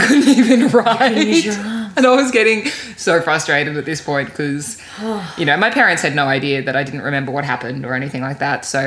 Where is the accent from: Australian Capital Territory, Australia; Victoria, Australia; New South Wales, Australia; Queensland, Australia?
Australian Capital Territory, Australia; Canberra; I grew up in Canberra as a very, keen and active swimmer.